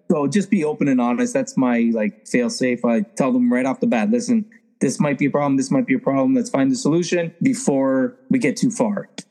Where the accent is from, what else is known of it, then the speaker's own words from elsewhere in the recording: Toronto, Ontario, Canada; now in Simcoe County, Canada; I grew up in Toronto, Canada, and uh, just live like 45 minutes north now. I'm in the Simcoe County district now.